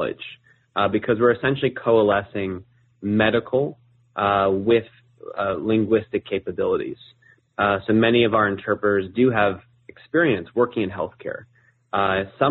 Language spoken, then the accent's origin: English; New Jersey, United States; moved away as an adult; also born or lived in Chapel Hill, North Carolina / Montreal, Canada; born and raised in New Jersey, grew up there.